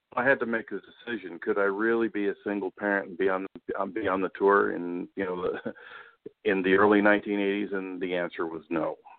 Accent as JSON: {"language": "English", "town": "Tucson", "region": "Arizona", "country": "United States", "tie": "born or raised there", "moved": "yes", "lives_now": "Newport News, Virginia, United States", "said": "I grew up in in Tucson"}